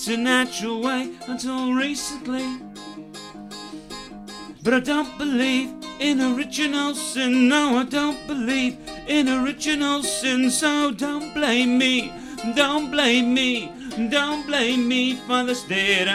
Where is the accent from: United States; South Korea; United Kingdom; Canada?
United Kingdom; I am allegedly British, but this is just an accident of geography